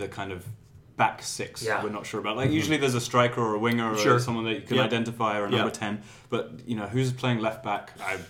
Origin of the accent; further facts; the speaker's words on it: England, United Kingdom; I grew up in England